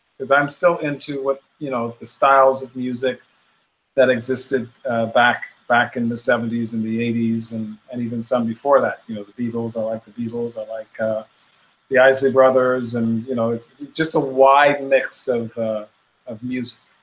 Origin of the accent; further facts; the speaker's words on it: Bahamas; also born or lived in Chicago, United States; we in the Bahamas